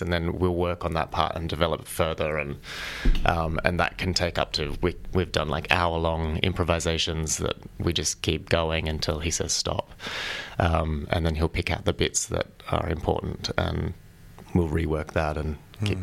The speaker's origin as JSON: {"language": "English", "town": "Sydney", "region": "New South Wales", "country": "Australia", "moved": "as an adult", "lives_now": "Melbourne, Australia", "said": "I'm from Sydney"}